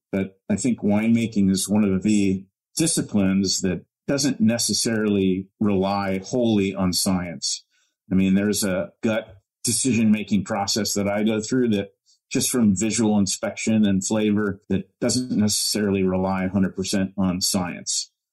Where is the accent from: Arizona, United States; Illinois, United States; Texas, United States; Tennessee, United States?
Illinois, United States; moved away; grew up in cornfields in Illinois, but I was never a farmer